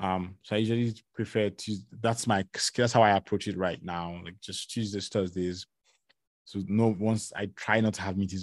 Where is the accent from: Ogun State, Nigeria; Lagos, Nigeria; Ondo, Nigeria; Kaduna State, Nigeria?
Lagos, Nigeria; now in Canada; I came from Lagos, Nigeria, where, you know, the weather is between 26, 27 degrees to like 31, 32, 33, you know?